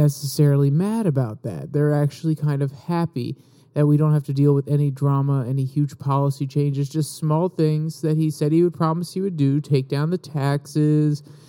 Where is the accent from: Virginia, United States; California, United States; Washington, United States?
Virginia, United States; my governor from my home state of Virginia